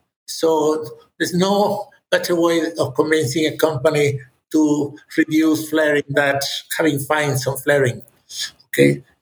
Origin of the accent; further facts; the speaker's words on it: Monterrey, Nuevo León, Mexico; No, I'm from Monterrey, which is the northeast. In Monterrey yesterday, we had 110 degrees Fahrenheit.